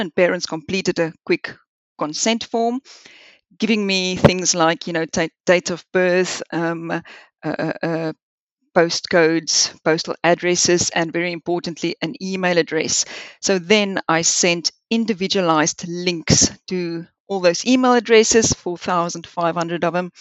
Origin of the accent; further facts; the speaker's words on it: South Africa; moved away as an adult; also born or lived in Liverpool, United Kingdom / Swansea, United Kingdom; now in United Kingdom; I grew up in South Africa